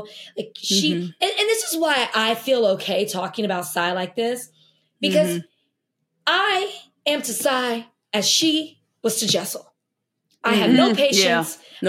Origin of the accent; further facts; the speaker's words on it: Brooklyn, New York, United States; I don't like when people are constantly reminding me I'm from Brooklyn.